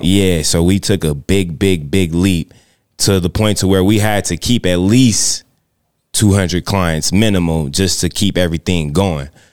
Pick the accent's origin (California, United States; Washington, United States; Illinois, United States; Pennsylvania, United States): California, United States; San Bernardino; now in Las Vegas, United States; I'm from, I'm from San Bernardino, California.